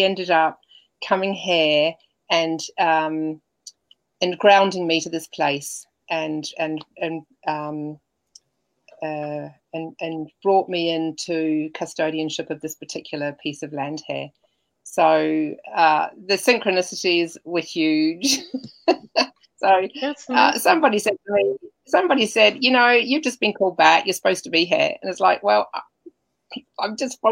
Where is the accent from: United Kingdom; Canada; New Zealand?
New Zealand; also born or lived in Germany; now in Australia; I'm a New Zealander, I was able to come in and live here